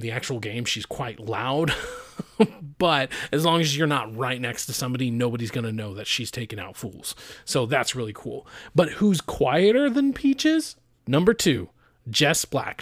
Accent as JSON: {"language": "English", "region": "Idaho", "country": "United States", "said": "I'm from Idaho"}